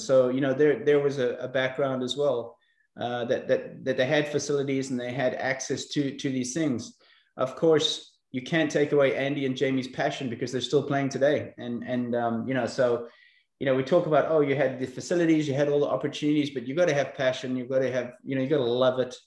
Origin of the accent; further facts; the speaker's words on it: South Africa; accent: eclectic; also born or lived in Belfast, Northern Ireland; I was born in Belfast, Northern Ireland, uh, many years ago, uh, probably during the most turbulent times there in, in the 70s. Um, we emigrated to South Africa in, in 81. I was probably six or seven years old, so I didn't really remember that much. Um, and I grew up in South Africa.